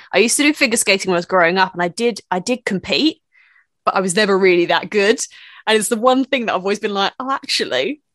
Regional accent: United Kingdom; As a British person

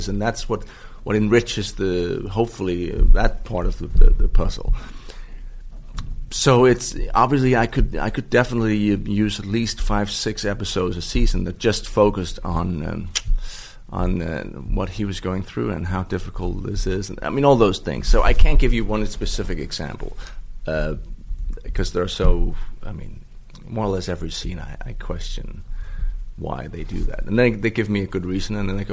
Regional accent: Denmark; I'm from Denmark

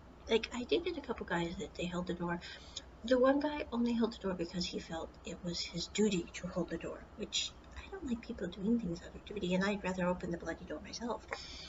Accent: Midwest, United States; moved away as an adult; now in Taiwan; Like in the States, I grew up in the Midwest.

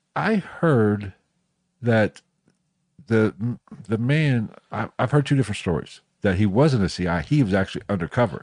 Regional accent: West Virginia, United States; moved away; I was born in West Virginia, so, but where I was born is actually further north than where we are now

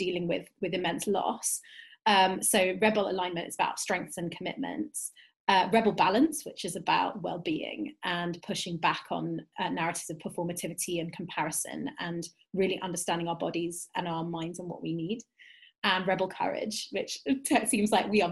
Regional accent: London, United Kingdom; I am a Jewish, Turkish, British woman, cis woman, living in Northwest London. I was born in Southwest London, which as a Londoner

